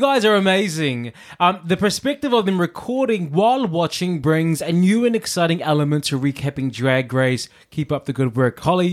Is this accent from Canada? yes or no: no; New Zealand; moved away as an adult; also born or lived in London; New Zealand boy in London for the first time